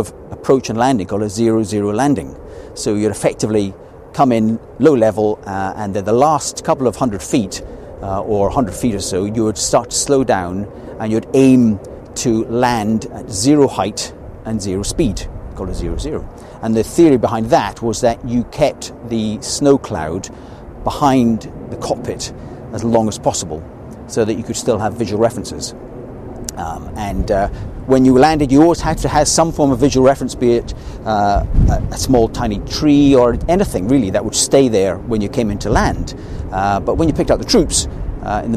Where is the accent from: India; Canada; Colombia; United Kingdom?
United Kingdom; Scotland; being a Scotsman